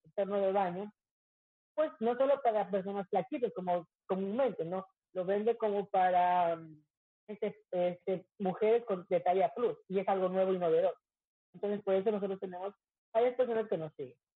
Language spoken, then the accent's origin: Spanish; Quito, Pichincha, Ecuador; moved away as an adult; now in Manta, Ecuador; Yo ya voy a, Quito a mi tierra natal